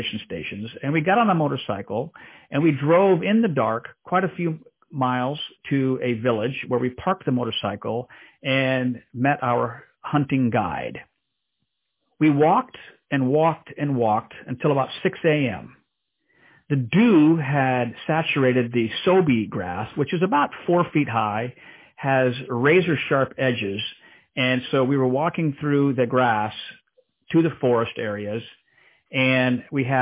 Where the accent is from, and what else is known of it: DR Congo; born or raised there; moved away